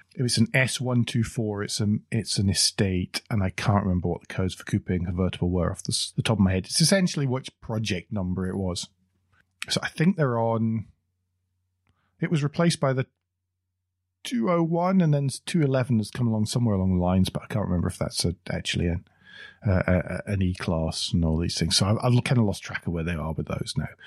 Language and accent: English; United Kingdom; we're both British